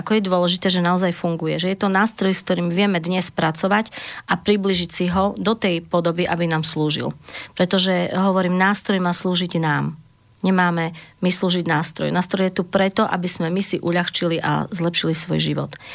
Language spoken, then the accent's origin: Slovak; Zemplín, Slovakia; Ja sama pochádzam zo Zemplína